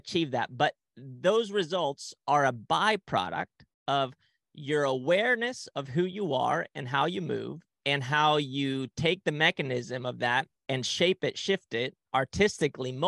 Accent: Spain; moved away; also born or lived in Ecuador; at a very young age, my family and I, we moved to Ecuador and then to Spain. So I grew up in Spain and I didn't speak the language

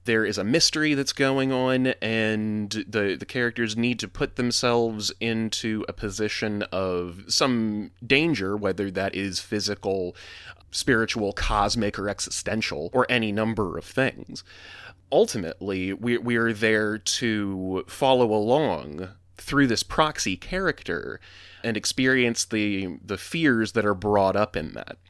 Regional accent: the South, United States; I grew up in the South

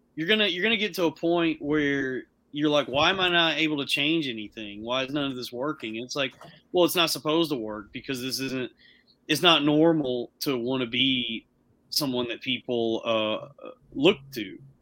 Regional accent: the South, United States; I was, I was raised up in the South

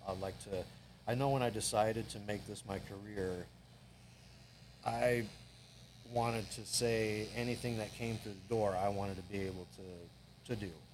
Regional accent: Everett, Washington, United States; there was a tattoo shop in Everett that was close to my high school

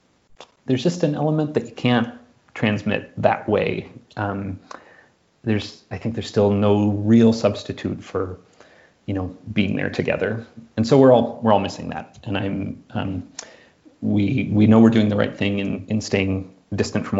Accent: Minneapolis, Minnesota, United States; I'm from Minneapolis, and you know, grew up 30 minutes from where George Floyd was murdered

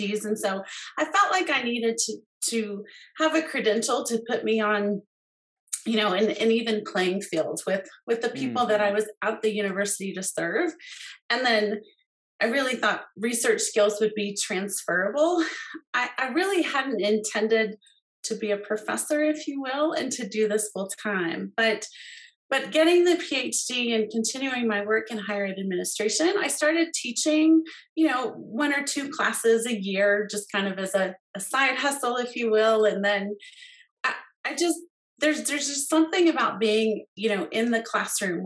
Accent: Colorado, United States; moved away as an adult; also born or lived in West Virginia; I grew up here in Colorado, so delighted to be living here now.

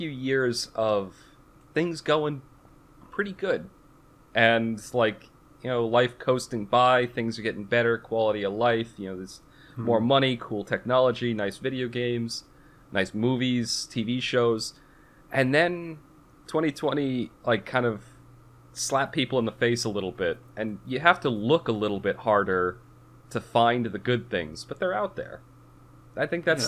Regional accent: Massachusetts, United States; I grew up in Massachusetts

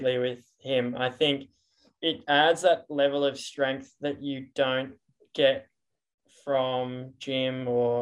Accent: Brisbane, Queensland, Australia; also born or lived in Boise, United States; I grew up in Mount Gravatt, which is a very hilly area

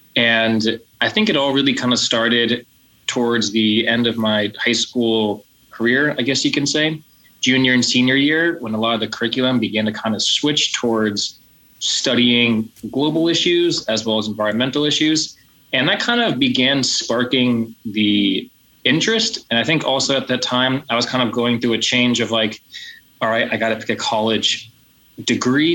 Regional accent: United States; I'm from the United States.

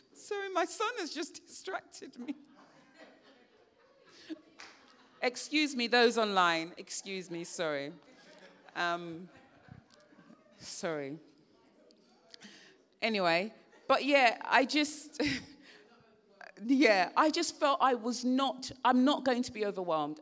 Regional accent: Sierra Leone; I remember growing up in Sierra Leone

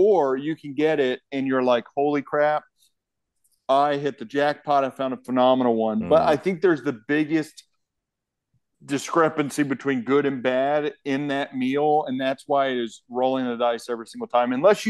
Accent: Dallas, Texas, United States; I grew up in Dallas.

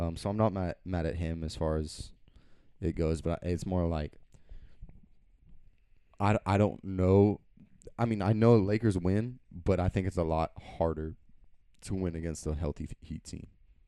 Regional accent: Austin, Texas, United States; growing up in Austin

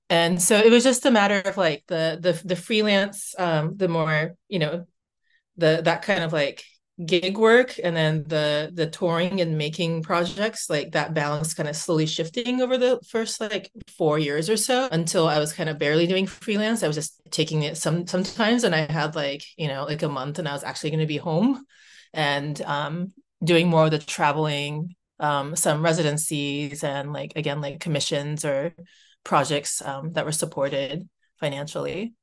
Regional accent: United States; moved away as an adult; now in Vancouver, Canada; I'm Japanese American

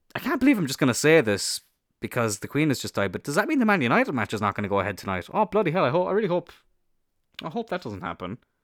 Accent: Ireland; I'm Irish

